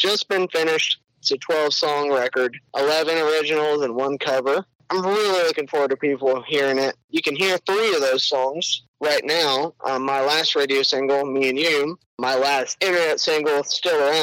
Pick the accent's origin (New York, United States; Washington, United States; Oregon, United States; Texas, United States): Texas, United States; Willis; I grew up in Willis on the north end of Lake Conroe, not too far from you